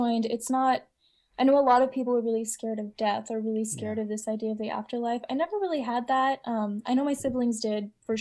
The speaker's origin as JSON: {"language": "English", "region": "Utah", "country": "United States", "tie": "born or raised there", "moved": "yes", "said": "I was born in Utah."}